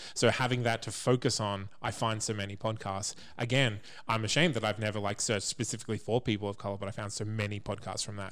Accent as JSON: {"language": "English", "country": "Australia", "said": "as an Australian person myself"}